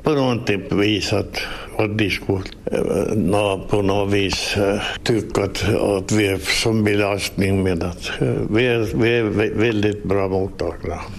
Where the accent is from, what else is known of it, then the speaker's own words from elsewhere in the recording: Nykarleby, Ostrobothnia, Finland; jag kommer från Såklådå